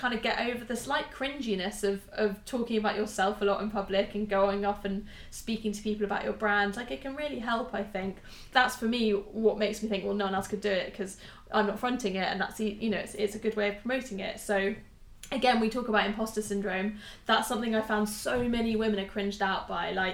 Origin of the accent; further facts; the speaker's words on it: United Kingdom; We're so British